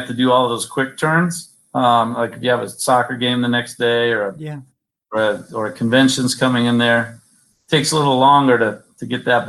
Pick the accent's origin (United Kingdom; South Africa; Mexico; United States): United States; the West; moved away; I'm from the West.